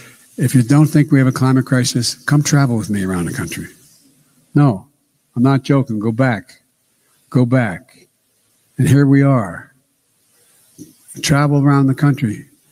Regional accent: Claymont, Delaware, United States; also born or lived in Scranton; all the guys I grew up with in Claymont, Scranton, to vote Republican?

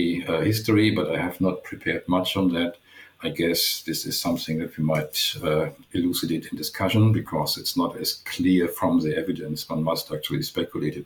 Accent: Germany; English is a second language; moved away as an adult; also born or lived in Mainz, Germany / Waterloo, Canada; now in Canada; as you might guess from my accent, as I already gave away, I'm from Germany.

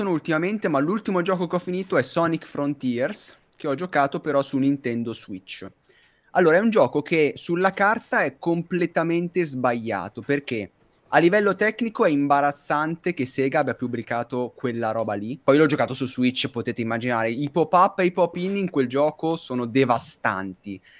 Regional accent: Veneto, Italy; Da buon Veneto.

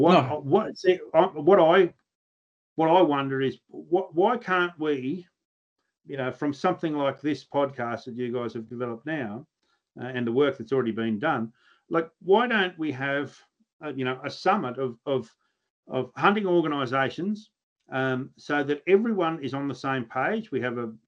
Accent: New South Wales, Australia; I'm a New South Welshman

